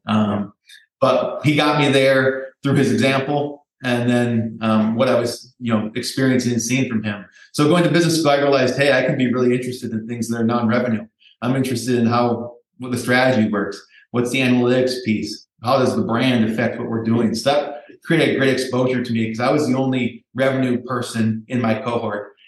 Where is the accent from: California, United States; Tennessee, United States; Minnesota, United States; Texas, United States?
Minnesota, United States; Minneapolis; I was lucky enough to find a job in my hometown of Minneapolis, Minnesota